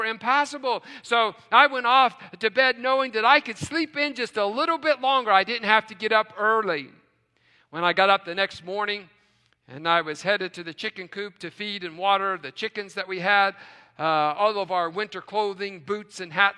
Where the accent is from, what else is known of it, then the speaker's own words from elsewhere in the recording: West Virginia, United States; now in Tucson, United States; growing up in West Virginia